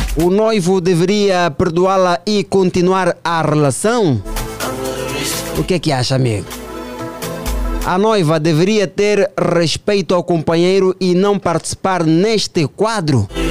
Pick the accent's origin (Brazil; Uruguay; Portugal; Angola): Angola; todos nós, enquanto angolanos, enquanto filhos desta pátria